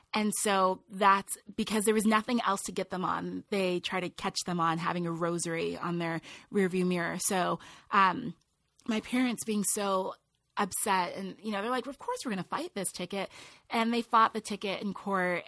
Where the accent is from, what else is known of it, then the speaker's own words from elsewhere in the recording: Loma Linda, California, United States; I grew up in, in Loma Linda, California, beautiful community